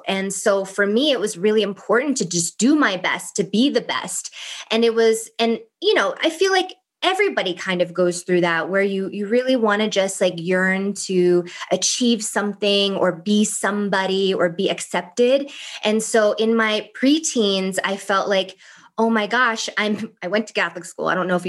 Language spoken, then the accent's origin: English; Thailand; English is a second language; like growing up in Thailand, she was like my favorite aunt.